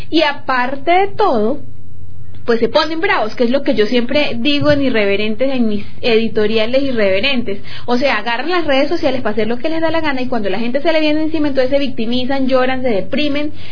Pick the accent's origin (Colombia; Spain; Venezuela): Colombia; Llanero, Llanos Orientales; Eso somos los llaneros